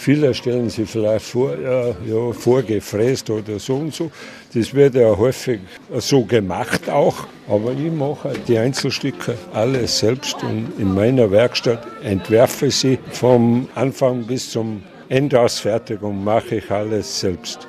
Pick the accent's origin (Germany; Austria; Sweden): Austria; Großarl, Salzburg; Ich bin gebürtiger Großaler und schnitze schon seit 1971